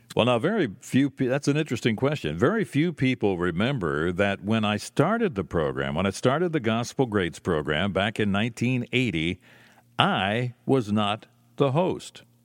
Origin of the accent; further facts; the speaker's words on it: Lancaster, Pennsylvania, United States; it was not available in my hometown. It was not available in Lancaster